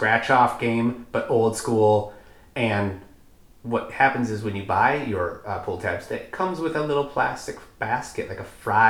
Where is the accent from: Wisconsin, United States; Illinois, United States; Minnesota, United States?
Minnesota, United States; So growing up in Minnesota, just 3.5 hours away by car, most people have gone and visited the Dells as children.